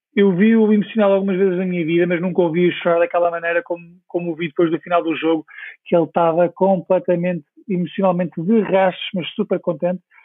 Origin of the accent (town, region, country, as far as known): Portugal; moved away as an adult; also born or lived in Stockwell, London